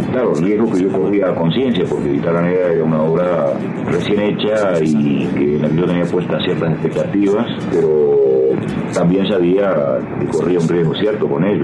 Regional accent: Uruguay; moved away as an adult; now in Mexico; mientras estuve viviendo en mi tierra, yo canté en todas partes de mi país.

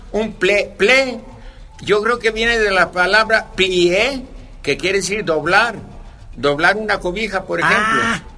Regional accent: Tecolotlán, Jalisco, Mexico; also born or lived in Lusaka, Zambia; ya no encuentras mariachis en mi pueblo

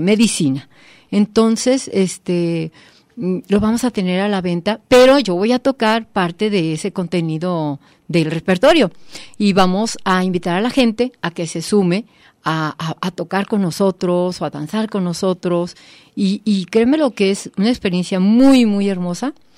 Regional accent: Mexico; nosotros como mexicanos

